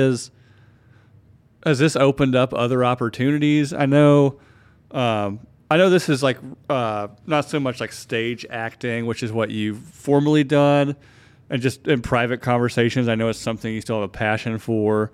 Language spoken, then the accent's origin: English; near Asheville, North Carolina, United States; I grew up in the South. I grew up near Asheville, which was an hour away from where you were